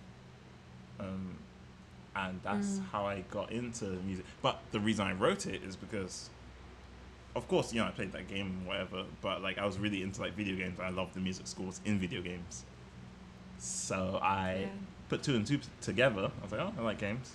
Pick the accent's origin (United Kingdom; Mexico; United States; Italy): United Kingdom; London; I'm from London. Born in London, raised in London. Parents are from the Caribbean.